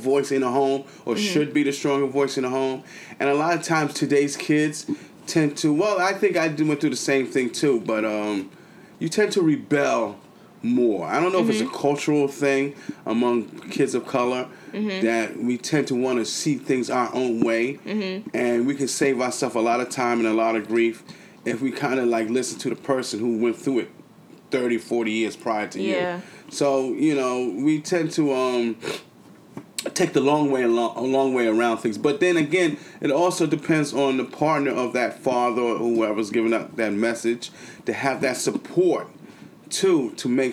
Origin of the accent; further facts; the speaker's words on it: the South, United States; My mother's from the South, and I was raised in the South